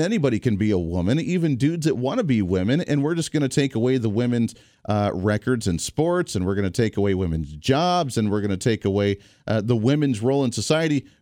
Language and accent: English; Midwest, United States; I grew up in the Midwest in the auto belt where people love that debate